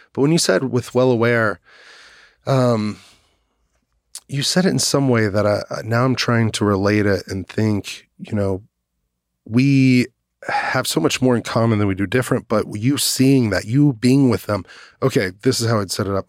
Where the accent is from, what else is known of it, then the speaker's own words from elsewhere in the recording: Dallas, Texas, United States; I grew up in Dallas, Fort Worth